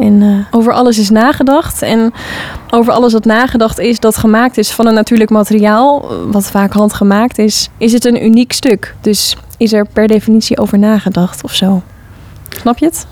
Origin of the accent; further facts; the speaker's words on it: Hoorn, North Holland, Netherlands; Ik heb zelf op de vrije school gezeten als kind in Hoorn, de Parsifal. West-Friese Vrije School de Parsifal heette het altijd